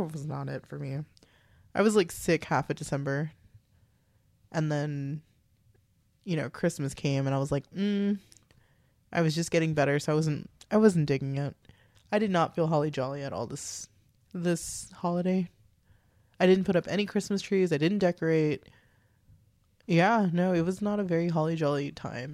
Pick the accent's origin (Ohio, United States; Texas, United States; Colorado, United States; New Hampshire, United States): Texas, United States; We're from Texas